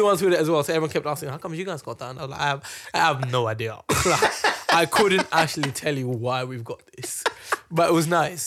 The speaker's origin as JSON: {"language": "English", "country": "Kenya", "tie": "born or raised there", "moved": "yes", "said": "we grew up in Kenya"}